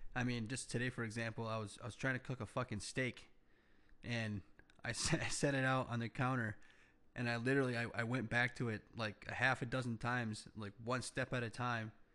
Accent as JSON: {"language": "English", "country": "United States", "said": "as an entrepreneur, as a American"}